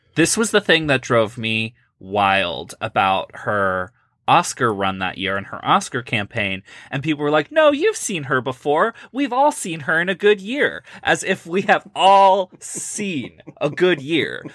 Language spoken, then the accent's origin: English; Midwest, United States; I am from the Midwest